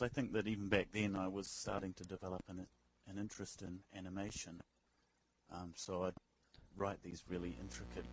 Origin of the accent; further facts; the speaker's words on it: New Zealand; moved away as an adult; now in Tokyo, Japan; I'm a New Zealander currently living in Tokyo